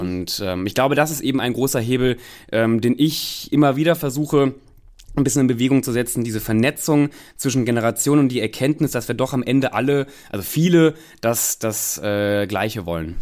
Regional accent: North Rhine-Westphalia, Germany; moved away; also born or lived in Cologne; ich komme ja ähm, ursprünglich aus Nordrhein-Westfalen, habe lange in Köln gelebt

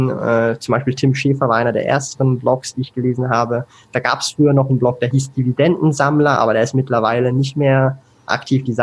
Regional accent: Switzerland; hat sich das halt so eingebürgert bei mir, dass so das Hochdeutsch praktisch ohne Akzent als Schweizer da ist. Aber du hast es schon äh, gesagt, es gibt ein paar Wörter, die benutze ich dann komplett falsch.

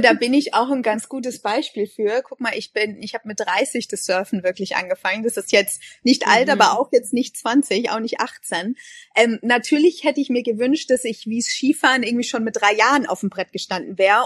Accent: Munich, Bavaria, Germany; moved away as an adult; now in Bali, Indonesia; Ich bin ja gebürtige Münchnerin

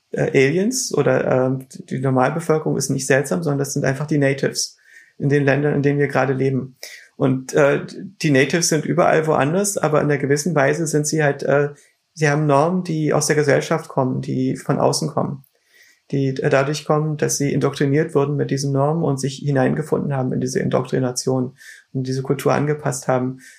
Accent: East Germany, Germany; Ich bin in Deutschland aufgewachsen. Ich bin ähm, ähm mit Deutschland in vieler Hinsicht uneins, aber das ist auch ein Merkmal davon, davon, dass man in Deutschland aufwächst. Das ist Teil unserer Identität. Ich bin in der DDR groß geworden

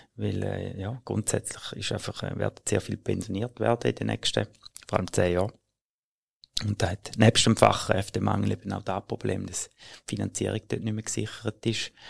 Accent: Switzerland; bei uns in der Schweiz

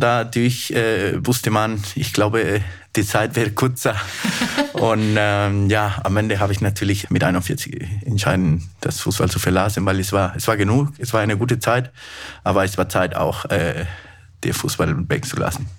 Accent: Peru; German is a second language; moved away as an adult; also born or lived in Germany; now in Munich, Germany

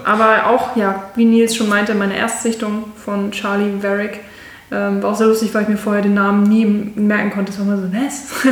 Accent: near Hanover, Lower Saxony, Germany; moved away as an adult; also born or lived in Mainz / Munich; now in Berlin, Germany; also eigentlich komme ich aus der Nähe von Hannover.

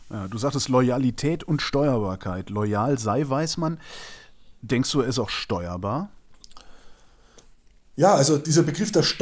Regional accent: Cologne, North Rhine-Westphalia, Germany; ich bin Kölner, wir haben da ein Wort für

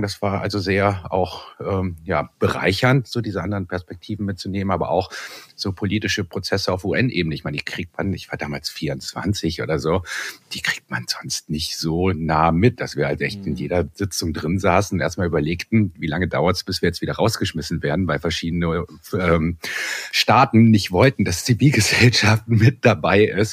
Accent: Bonn, North Rhine-Westphalia, Germany; ich komme aus Bonn

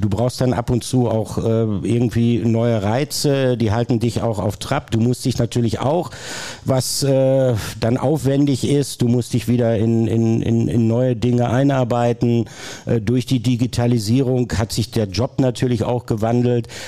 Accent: North Rhine-Westphalia, Germany; moved away as an adult; now in Ruhr area, Germany; Ich habe 1987 angefangen zu studieren, bin gebürtiger Ostwestfale, bin dann ins Ruhrgebiet gezogen, habe in Essen studiert

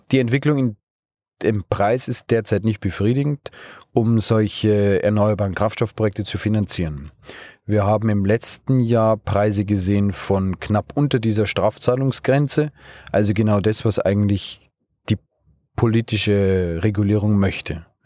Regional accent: Bavaria, Germany; Wir kommen aus aus Bayern, aus der Region München, vielleicht hört man es mir im Dialekt auch an, da ist Österreich nicht mehr so als Ausland.

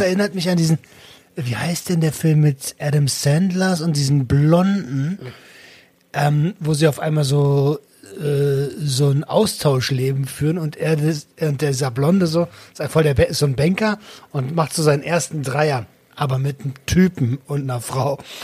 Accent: Berlin, Germany; ich bin Berliner

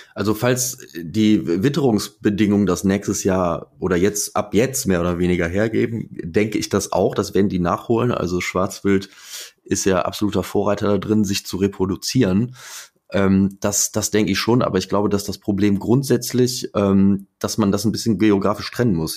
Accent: Eifel, Germany; Also bei uns in der Eifel und in, insgesamt so in Westdeutschland

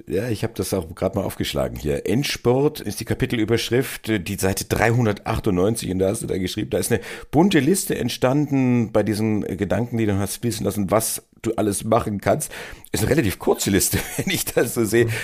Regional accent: Erlangen, Bavaria, Germany; ich stamme aus Erlangen

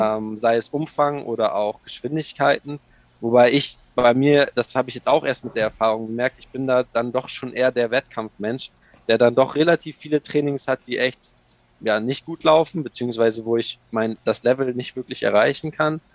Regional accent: Ratzeburg, Schleswig-Holstein, Germany; also born or lived in United States; in Ratzeburg geboren, ähm, und auch hier aufgewachsen

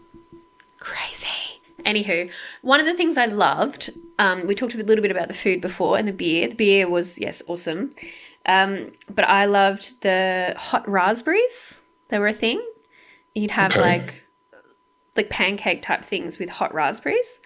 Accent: Sydney, New South Wales, Australia; also born or lived in London; I'm from Sydney

